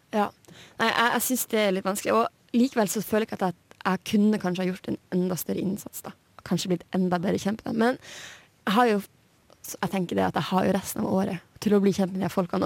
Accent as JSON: {"language": "Norwegian", "town": "Hammerfest", "region": "Finnmark", "country": "Norway", "tie": "born or raised there", "moved": "yes", "lives_now": "Trondheim, Norway", "said": "i hjembyen min Hammerfest"}